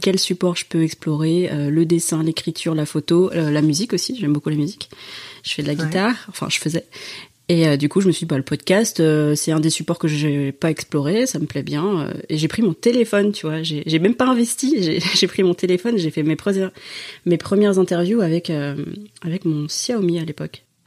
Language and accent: French; France; je suis en France, je suis française